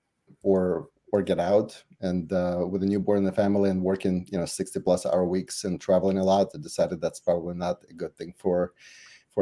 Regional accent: Russia; English is a second language; moved away as an adult; also born or lived in Dallas, United States; now in United States; growing up in Soviet Russia was like, from business perspective, was like going to DMV every time

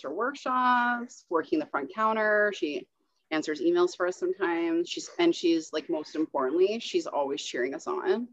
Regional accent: Ontario, Canada; also born or lived in Toronto / Perth / Kingston / Borden; now in Petawawa, Canada; I grew up in Ontario, lived around the Toronto area, Perth, and Kingston before I moved to Petawawa

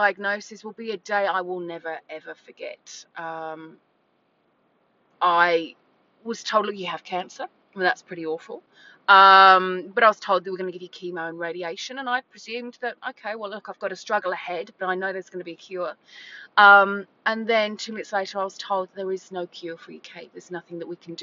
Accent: England, United Kingdom; moved away as an adult; also born or lived in Gold Coast, Australia; now in Burleigh Heads, Australia; I am English. I moved here 20 years ago. This was my first stop backpacking

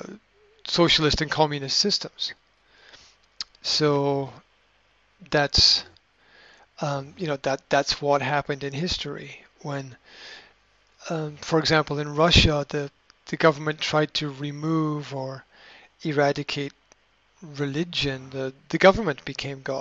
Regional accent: Scotland, United Kingdom; being Scottish Presbyterian myself

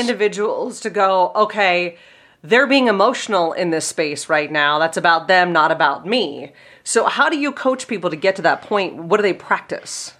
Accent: Pittsburgh, Pennsylvania, United States; I'm from Pittsburgh and I have a funny accent

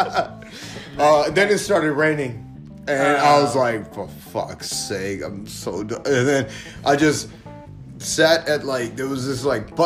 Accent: United States; I'm American as fuck

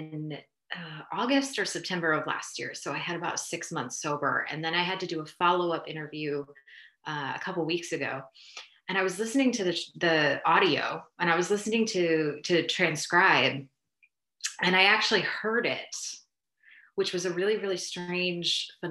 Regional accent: New Jersey, United States; moved away as an adult; also born or lived in Austin / Houston / Oaxaca; I moved back home. I'm from New Jersey, moved back here

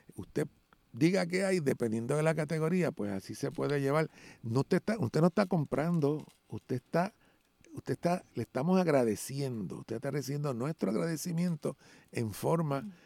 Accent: Puerto Rico; aquí somos puertorriqueños y puertorriqueños negros

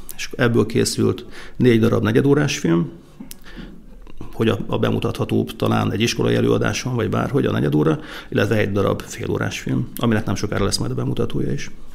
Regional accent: Békéscsaba, Békés, Hungary; also born or lived in Kunágota; ilyen 49 négyzetméteres lakótelepi lakásban cseperedtem

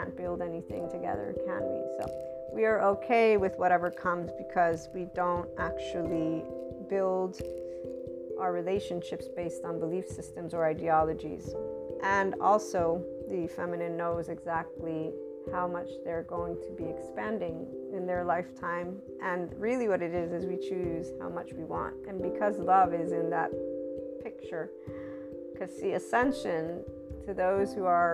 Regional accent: United States; I'm an American

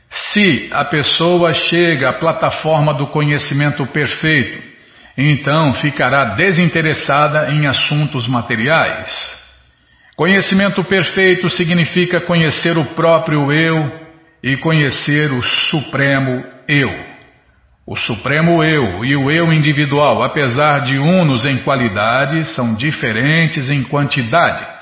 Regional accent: Ribeirão Preto, São Paulo, Brazil; Quando eu era criança pequena lá em Ribeirão Preto, né, Bima? Meu pai ouvia o rádio, né?

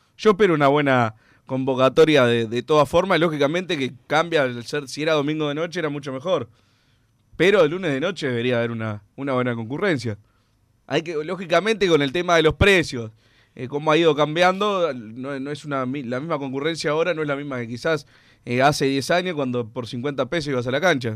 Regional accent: Uruguay; somos uruguayos

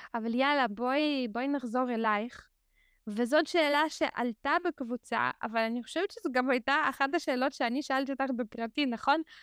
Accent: Haifa, Haifa District, Israel; also born or lived in Azerbaijan; אני עוד מעט בת 40 ואני כאן מגיל 8, אז אני מרשה לעצמי אה, להגיד שאני כמעט נולדתי כאן, אה, ובאמת הגענו, עלינו לחיפה, וגרתי בחיפה כמעט כל השנים

